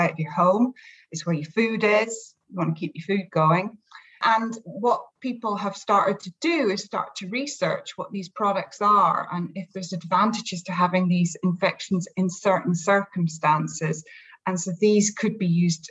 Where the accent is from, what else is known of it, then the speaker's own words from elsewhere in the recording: Scotland, United Kingdom; we never get heat where I come from